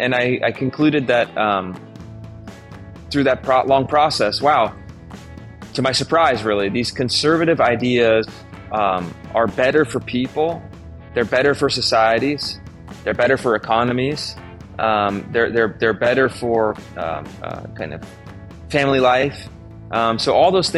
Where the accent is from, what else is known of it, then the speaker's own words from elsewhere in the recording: Sacramento, California, United States; I grew up in Sacramento, California, and I had what I think of at the time as a typical K-12 public school education